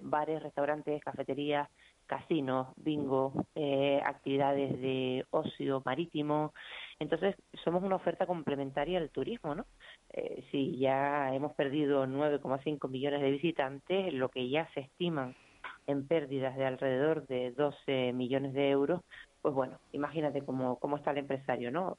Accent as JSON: {"language": "Spanish", "region": "Canary Islands", "country": "Spain", "said": "como canarios"}